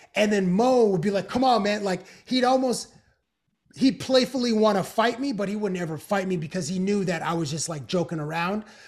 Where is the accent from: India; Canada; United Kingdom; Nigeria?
Canada; also born or lived in United States; being a Canadian living in the United States